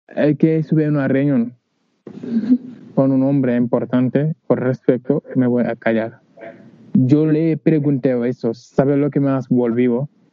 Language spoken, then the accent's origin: Spanish; Senegal; Spanish is a second language; moved away as an adult; now in Huelva, Spain; Yo vino de África, ya digo, vino de Senegal